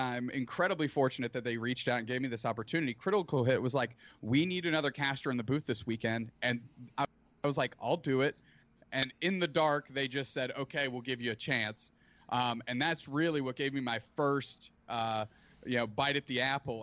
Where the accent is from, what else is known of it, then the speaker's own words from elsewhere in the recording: Canada; as a Canadian